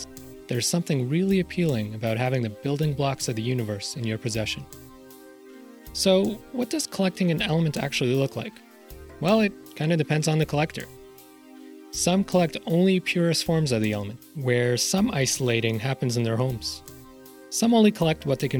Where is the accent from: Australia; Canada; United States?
Canada; As a Canadian